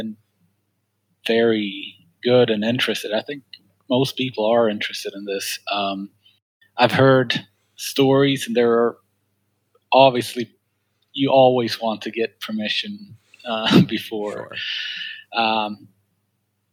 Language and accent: English; Sweden; English is a second language; moved away as an adult; now in United States; I'm from Sweden originally